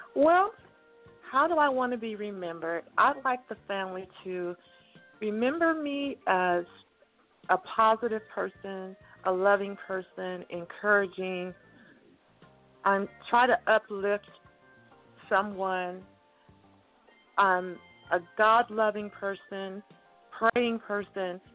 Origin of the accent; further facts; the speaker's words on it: Cameron, Texas, United States; also born or lived in California; I grew up. I was born in Cameron, Texas, and we lived in Texas